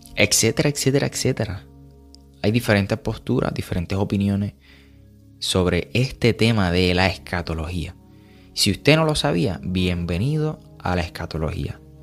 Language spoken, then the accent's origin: Spanish; Puerto Rico; somos puertorriqueños ambos